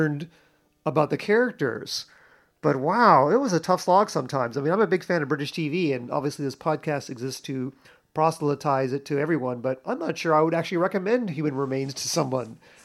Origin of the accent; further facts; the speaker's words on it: United States; as an American